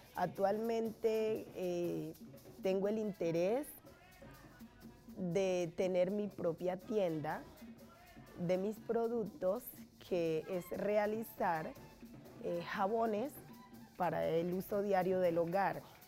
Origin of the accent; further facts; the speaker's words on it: Bahía Solano, Chocó, Colombia; moved away as an adult; now in Bogotá, Colombia; soy nacida en el Chocó, Vallasolano.